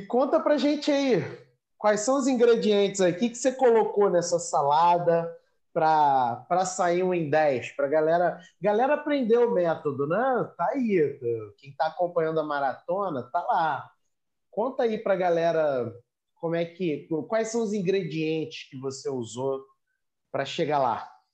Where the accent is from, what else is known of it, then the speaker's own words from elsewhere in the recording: Rio de Janeiro, Brazil; eu nasci no Rio, né? E, e construí minha vida no Rio